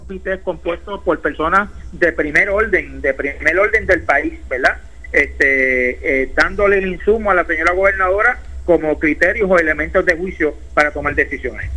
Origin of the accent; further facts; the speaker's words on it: Puerto Rico; como puertorriqueño